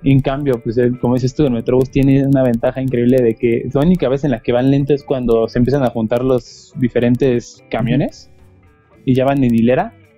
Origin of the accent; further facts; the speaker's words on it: Mexico; somos mexicanos